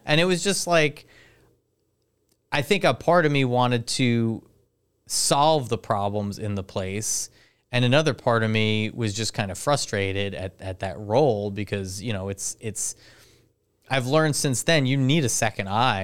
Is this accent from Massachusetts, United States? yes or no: no; Highlands, New Jersey, United States; I'm from Highlands